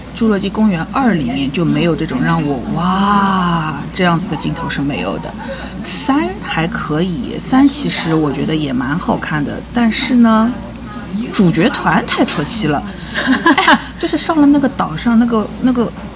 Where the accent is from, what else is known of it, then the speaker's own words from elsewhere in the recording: Shanghai, China; 我们上海人